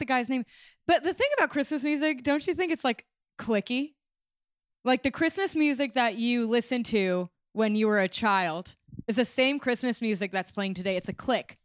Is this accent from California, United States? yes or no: yes; California, United States; moved away; I grew up in California